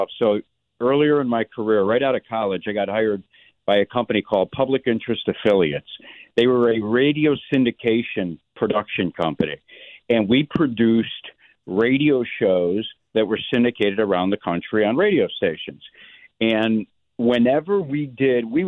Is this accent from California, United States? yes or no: no; Oak Lawn, Illinois, United States; growing up in Oakland. You know, South Side, you get the boys together and you're playing football in the middle of Colmar Avenue in Oakland.